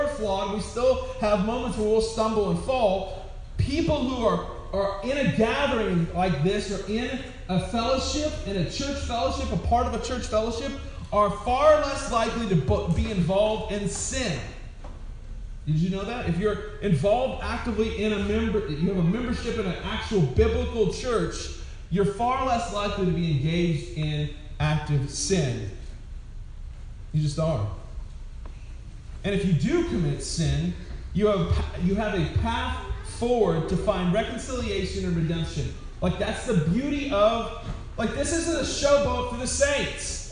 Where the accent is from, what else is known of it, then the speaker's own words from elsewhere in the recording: Wyoming, United States; I was born in Wyoming.